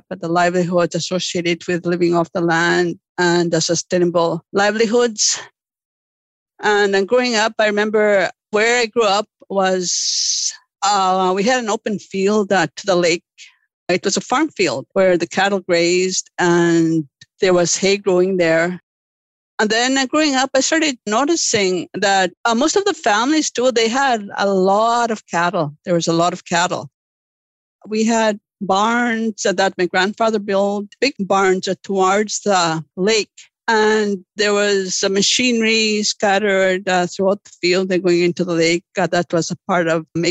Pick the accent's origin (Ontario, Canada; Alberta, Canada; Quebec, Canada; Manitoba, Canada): Manitoba, Canada; Lake St. Martin First Nation; Growing up in Lake St. Martin